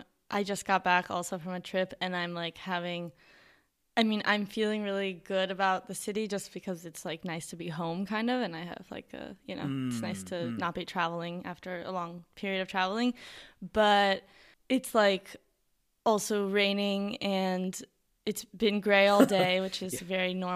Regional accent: New York, United States; because I am from New York and we have seasons and we have winter and it gets cold.

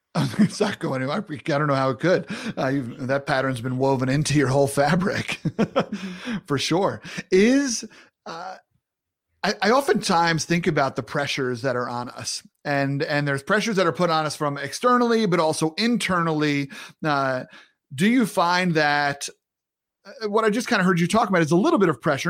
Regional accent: Long Island, New York, United States; I'm from Long Island, New York.

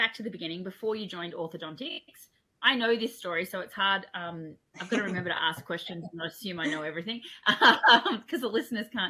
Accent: Australia; I'm your Australian host

